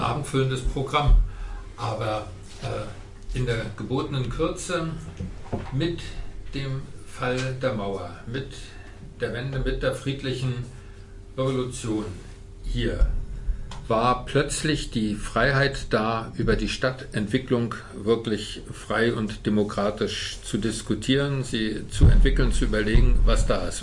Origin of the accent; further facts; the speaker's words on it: Rostock, Mecklenburg-Vorpommern, Germany; moved away as an adult; also born or lived in Potsdam / Cottbus; geborener Rostocker